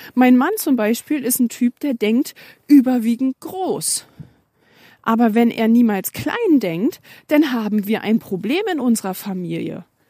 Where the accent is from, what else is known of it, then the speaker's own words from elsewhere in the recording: Germany; bei uns in Deutschland